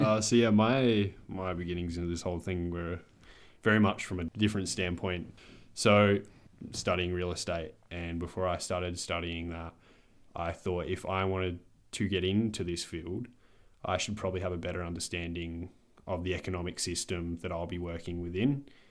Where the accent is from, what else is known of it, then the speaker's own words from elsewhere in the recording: Adelaide, South Australia, Australia; I'm twenty-one. I'm from Adelaide